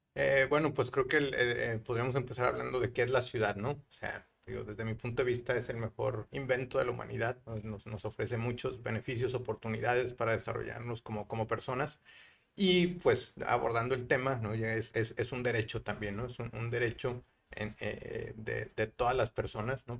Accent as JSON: {"language": "Spanish", "town": "Guadalajara", "region": "Jalisco", "country": "Mexico", "also_born_or_lived": "Mexico City / Monterrey", "moved": "yes", "lives_now": "San Pedro Garza García, Mexico", "said": "yo soy de Guadalajara eh, y me ha tocado vivir y estudiar en, Guadalajara, Ciudad de México y Monterrey."}